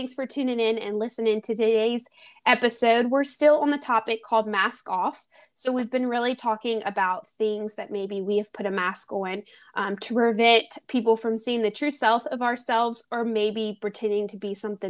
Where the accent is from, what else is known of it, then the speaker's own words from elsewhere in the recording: Baton Rouge, Louisiana, United States; my hometown, Baton Rouge, Louisiana